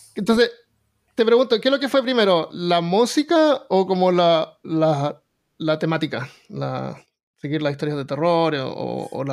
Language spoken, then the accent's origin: Spanish; Chile; now in Alabama, United States; soy chileno